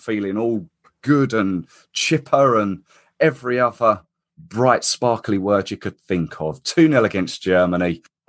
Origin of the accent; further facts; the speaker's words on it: England, United Kingdom; Walking through my hometown high street brings back some memories, actually. Various pubs that I've watched England lose in over the years at major tournaments.